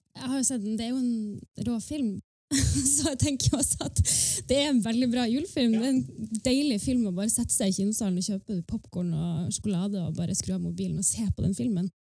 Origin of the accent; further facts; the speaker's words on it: Northern Norway, Norway; jeg representerer jo på en måte det nordnorske